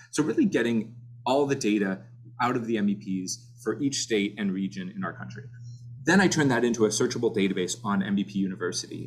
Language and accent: English; Orlando, Florida, United States; moved away as an adult; now in Cleveland, United States; I grew up in Orlando, Florida